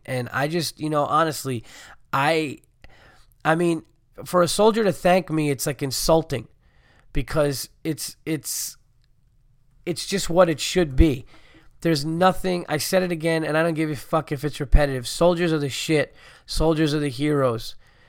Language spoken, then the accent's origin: English; Brooklyn, New York, United States; Also, know that I grew up in Brooklyn and was always more into traveling on a subway, buses, and cabs than driving, and I was never into cars.